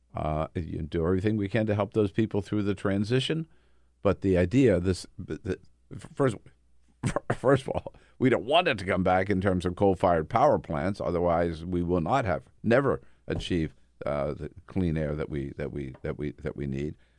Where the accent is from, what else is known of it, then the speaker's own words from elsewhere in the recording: California, United States; I'm from California